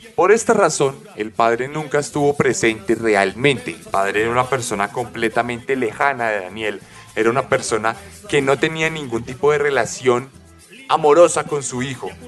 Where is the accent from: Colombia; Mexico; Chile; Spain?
Colombia